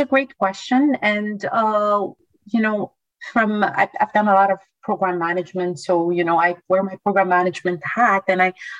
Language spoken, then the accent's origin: English; Canada; I mean, we are Canadian. We want what's best for our Royal Canadian Air Force.